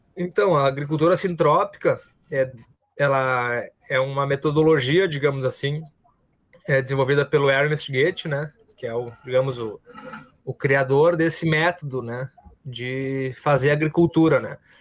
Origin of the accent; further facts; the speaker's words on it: Porto Alegre, Rio Grande do Sul, Brazil; now in Gravataí, Brazil; vim da cidade, me criei em Porto Alegre, fiz toda a minha, minha vida lá, escolar